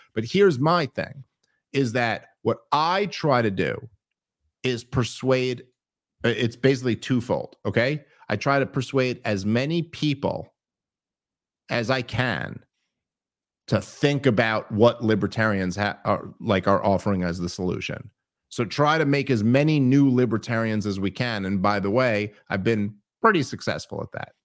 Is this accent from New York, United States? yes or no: yes; New York City, New York, United States; I grew up in New York City